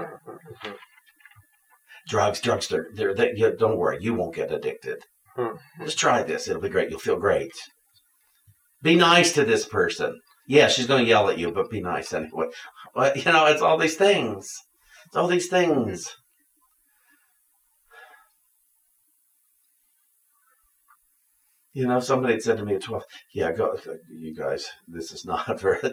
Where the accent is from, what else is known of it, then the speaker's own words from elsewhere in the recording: Washington, Pennsylvania, United States; moved away; also born or lived in Connecticut; We come from Washington, Pennsylvania.